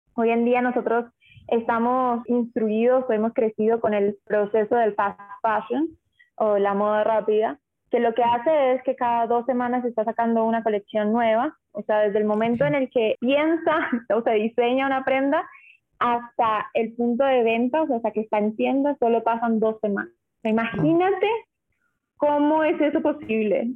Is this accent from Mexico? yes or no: no; Uruguay; also born or lived in Colombia; Yo soy colombiana, pero me crié en Uruguay.